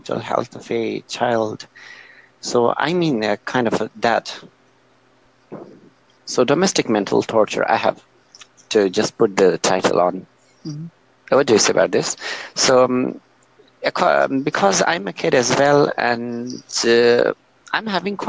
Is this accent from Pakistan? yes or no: yes; Quetta, Balochistan, Pakistan; I'm from Pakistan, from province of Balochistan and city Quetta.